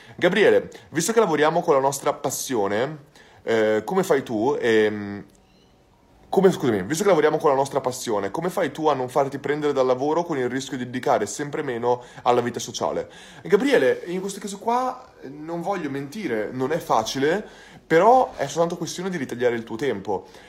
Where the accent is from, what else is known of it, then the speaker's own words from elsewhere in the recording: Santa Maria Maddalena, Veneto, Italy; also born or lived in Bologna; sono originario di Bologna, però sono cresciuto in Santa Maria Maddalena, in provincia di Rovigo